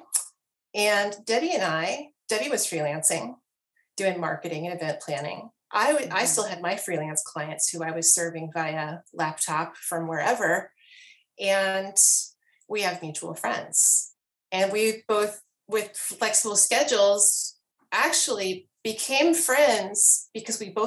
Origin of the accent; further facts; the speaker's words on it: Columbia, South Carolina, United States; I'm from Columbia